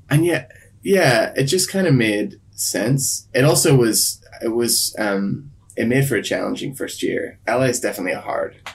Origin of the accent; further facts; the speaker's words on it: Ireland; also born or lived in Sydney, Australia / Belfast; now in Los Angeles, United States; I'm from Ireland originally, and then um I lived in Sydney for ten years